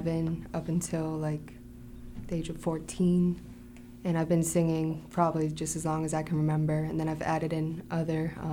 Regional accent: Westminster, Massachusetts, United States; I'm from Westminster, Mass.

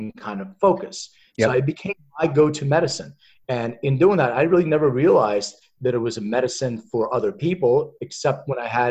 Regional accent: Philadelphia, Pennsylvania, United States; I'm originally from Philly. Mm-hmm. So I grew up in Philadelphia

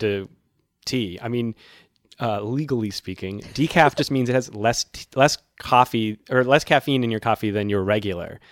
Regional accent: Massachusetts, United States; now in New York City, United States; I'm from Massachusetts, where it snows considerably

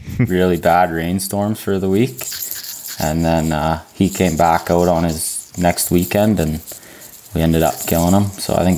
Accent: Whistler, British Columbia, Canada; also born or lived in Golden, British Columbia; I grew up in the sheep hunting mecca of BC, Whistler, British Columbia. So, yeah, just a BC resident hunter

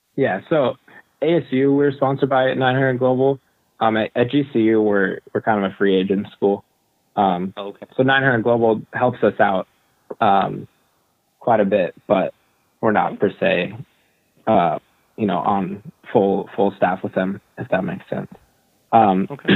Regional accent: San Diego, California, United States; I grew up in San Diego

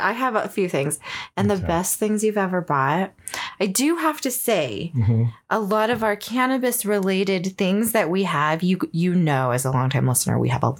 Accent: California, United States; moved away; I'm actually from California

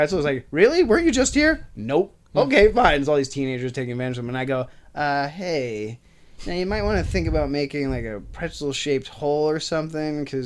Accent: New York, United States; I grew up in New York, so my dad took me to see a lot of theater.

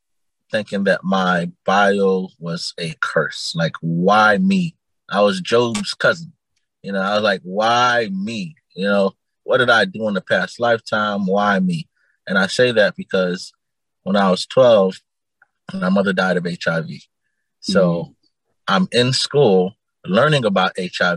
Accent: Immokalee, Florida, United States; also born or lived in Naples, Florida; I was born in Naples, Florida, but I grew up in a town called Immokalee

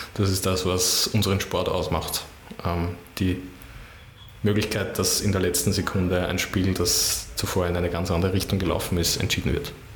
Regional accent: Baden, Lower Austria, Austria; now in Vienna, Austria; Ich fühle mich als echter Wiener, auch wenn ich ähm, sehr gerne in Baden aufgewachsen bin, aber jetzt bin ich schon lange in Wien und ich bin ein Wiener

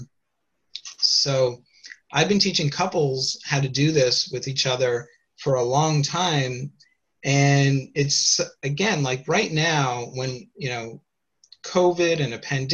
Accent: Canada; moved away as an adult; also born or lived in Toronto; now in United States; So I'm Canadian originally before I moved, and now I live in the United States

